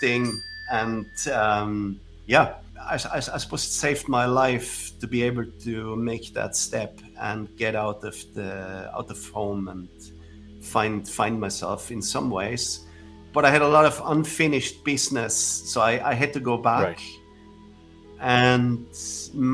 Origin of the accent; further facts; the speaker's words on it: Villach, Carinthia, Austria; I was born 1969. It seems like a long time ago. Without technology. Right. So I grew up in a small village